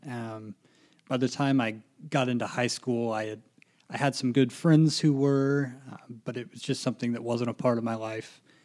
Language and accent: English; Lafayette, Indiana, United States; I'm originally from Lafayette